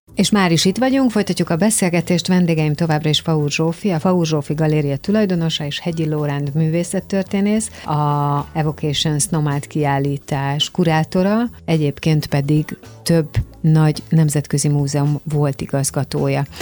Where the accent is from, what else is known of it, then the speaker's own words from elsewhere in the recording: Hungary; mi, magyarok